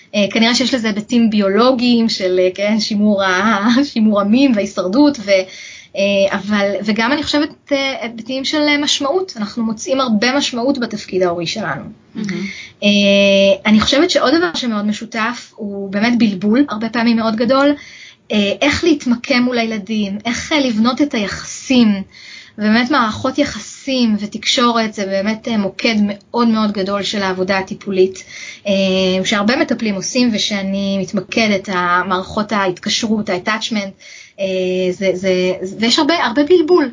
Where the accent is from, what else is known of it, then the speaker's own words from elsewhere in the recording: Israel; now in Canada; בתור ישראלים, יש לנו קטע, אנחנו יזמים